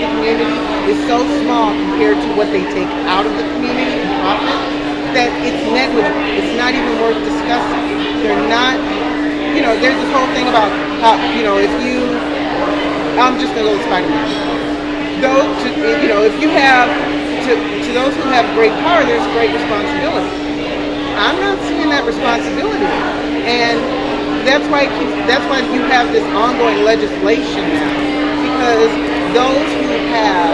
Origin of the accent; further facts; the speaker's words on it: New Orleans, Louisiana, United States; now in Milwaukee, United States; I grew up in New Orleans